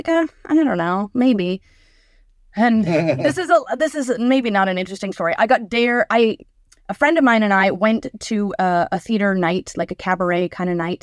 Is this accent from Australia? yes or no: no; Canada; moved away as an adult; now in United States; as a Canadian